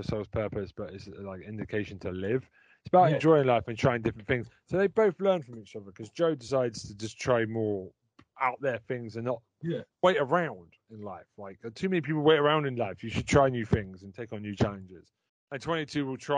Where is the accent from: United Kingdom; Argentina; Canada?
United Kingdom; England; when I was growing up in England